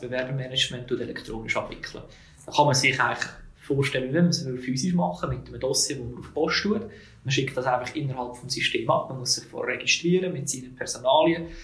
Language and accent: German; Zug, Switzerland; in Zug, wo ich aufgewachsen bin, wo ich auch daheim bin